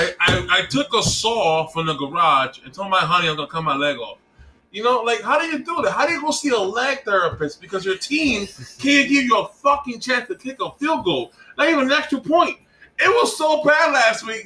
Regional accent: New York City, New York, United States; I'm from New York City

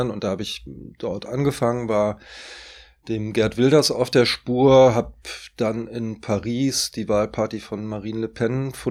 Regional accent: North Rhine-Westphalia, Germany; also born or lived in Norway; now in Berlin, Germany; Aber klar, da wo ich zur Schule gegangen bin, wo meine Eltern ja auch heute noch leben, am Niederrhein, auch das ist meine Heimat, äh, aber auch Norwegen ist meine Heimat.

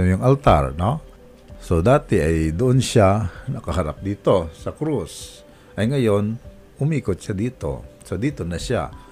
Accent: Romblon, Mimaropa, Philippines; moved away; Sa amin, sa amin sa Romblon eh, magkadikit lang na bayan

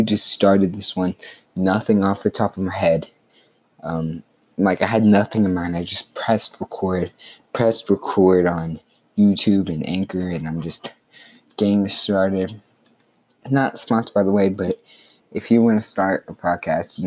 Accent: Carthage, Texas, United States; my hometown restaurant, it's Main Street Cafe.

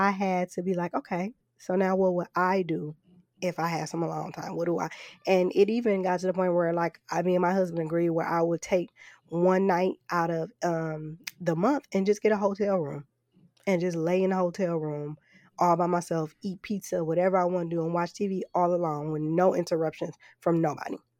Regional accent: Flint, Michigan, United States; moved away; growing up in Flint

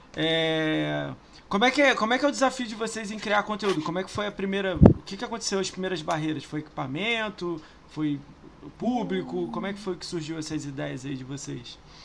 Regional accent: Rio de Janeiro, Brazil; also born or lived in São Paulo; now in Niterói, Brazil; Eu morei 10 anos lá, tenho vontade de voltar. Mas eu sou do Rio

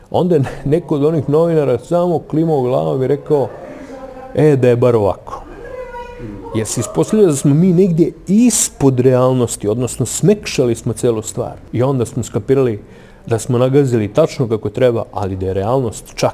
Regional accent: Kraljevo, Raška District, Serbia; opstanak pozorištu u mom rodnom gradu

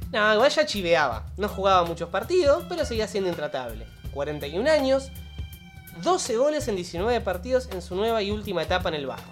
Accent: Uruguay; equipos uruguayos, de donde somos nosotros

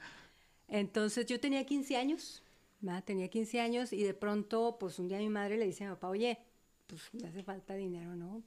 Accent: Ciudad Juárez, Chihuahua, Mexico; Yo nací eh, aquí en Juárez, soy juarense, viví y crecí un tiempo en lo que se llama la curva, en el área de la curva. Y cuando tengo los cinco años voy a vivir a la División del Norte. Okay. Yo crecí ahí en la colonia División del Norte.

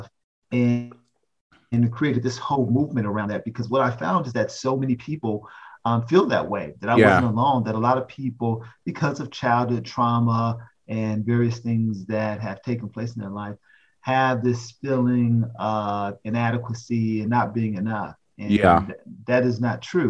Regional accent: Oakland, California, United States; Born and raised in Oakland, California

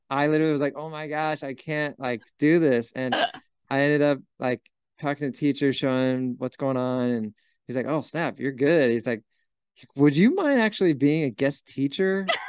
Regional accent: Huntington Beach, California, United States; born or raised there

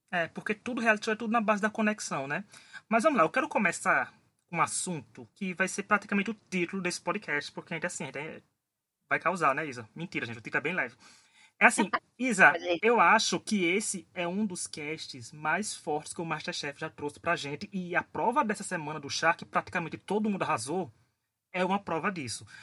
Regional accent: Northeast Region, Brazil; eu sou do Nordeste, então a cultura do chá da gente aqui é muito grande também

